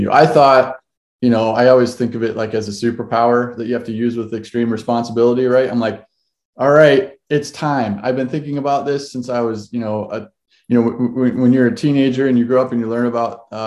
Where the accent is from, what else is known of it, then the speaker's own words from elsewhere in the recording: Ohio, United States; now in Seattle, United States; We've been here uh, since 2012. My wife and I moved out here from Ohio, so uh, we're we're from the East Coast.